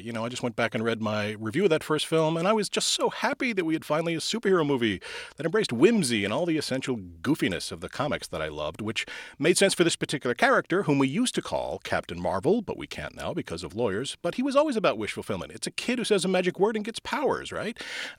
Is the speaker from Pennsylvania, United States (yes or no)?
yes; Philadelphia, Pennsylvania, United States; rubble and rebar in my beloved hometown of Philly